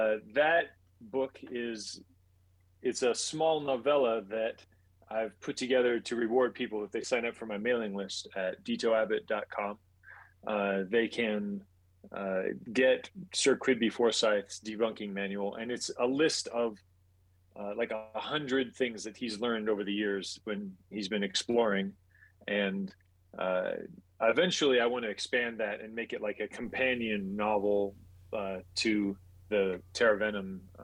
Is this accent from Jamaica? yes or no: no; Saudi Arabia; also born or lived in Puerto Rico; I grew up overseas. So I was born in Puerto Rico, lived in Saudi Arabia for 12 years, and then my family went sailing